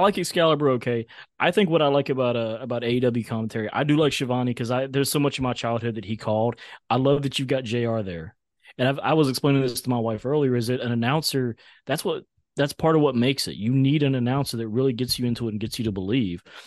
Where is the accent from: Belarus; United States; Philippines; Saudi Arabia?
United States; outside of Charlotte, North Carolina; I grew up outside of Charlotte about forty-five minutes to an hour.